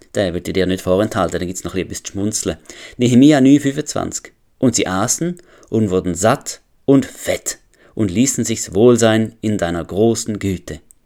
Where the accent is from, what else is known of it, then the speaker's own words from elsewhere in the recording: Switzerland; als Schweizer